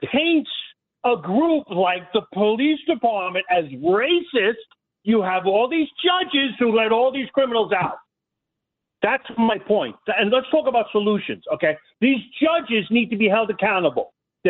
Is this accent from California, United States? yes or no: no; Brooklyn, New York, United States; born there; I was born in New York, in Brooklyn, Mr. Jermoni Williams.